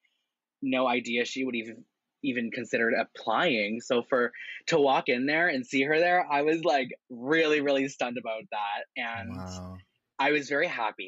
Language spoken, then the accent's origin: English; Windsor, Ontario, Canada; now in Toronto, Canada; I was living in Windsor, Ontario, which is like a cute little city. It's my hometown